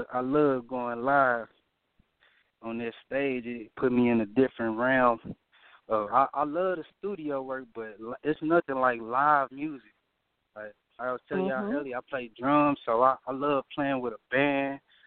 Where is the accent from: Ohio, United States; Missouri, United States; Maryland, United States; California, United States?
Missouri, United States; St. Louis County; I'm from St. Louis County.